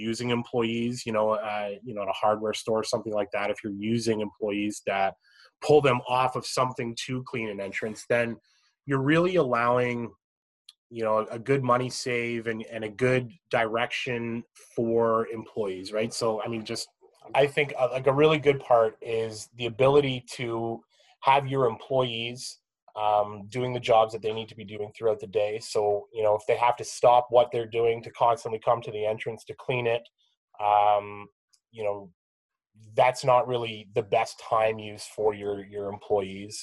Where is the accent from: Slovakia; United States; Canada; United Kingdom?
Canada; we're all Canadian